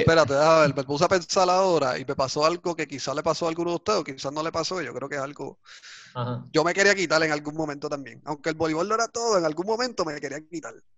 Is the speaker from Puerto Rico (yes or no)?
yes; San Sebastián, Puerto Rico; en la escuela, en el boquete donde me crié, en San Sebastián